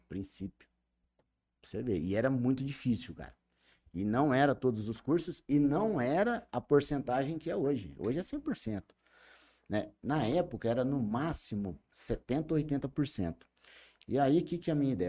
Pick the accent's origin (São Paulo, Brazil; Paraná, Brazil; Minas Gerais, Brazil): São Paulo, Brazil; Jales; Nasci em São Paulo, vim para Jales com dois anos de idade, então tenho 41 anos de Jales